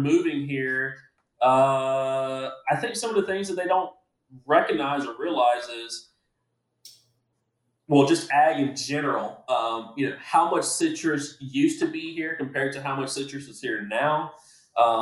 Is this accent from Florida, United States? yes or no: yes; Groveland, Florida, United States; my hometown of Groveland or in Clermont